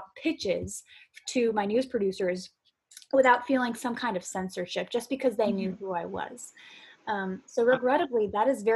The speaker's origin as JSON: {"language": "English", "region": "Florida", "country": "United States", "said": "I'm from Florida"}